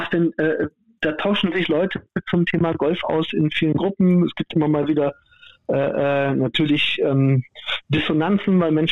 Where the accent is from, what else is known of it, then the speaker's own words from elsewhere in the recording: Cologne, North Rhine-Westphalia, Germany; ich komme aus Köln, das ist ja, ne? es gibt ja linksrheinisch, rechtsrheinisch.